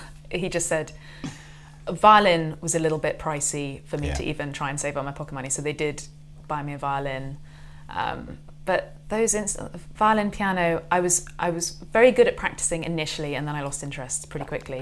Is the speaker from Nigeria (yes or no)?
no; Salisbury, South West England, United Kingdom; Grew up in Salisbury